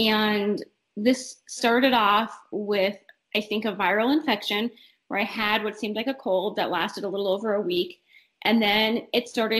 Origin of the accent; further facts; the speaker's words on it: northern Minnesota, United States; moved away as an adult; now in Omaha, United States; I am originally from northern Minnesota. I grew up very close to the western tip of Lake Superior